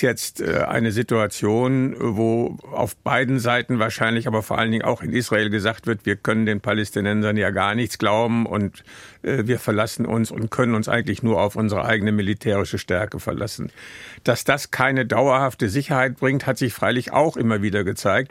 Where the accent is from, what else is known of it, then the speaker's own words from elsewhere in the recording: Münster, North Rhine-Westphalia, Germany; Ich äh, bin ja aus Münster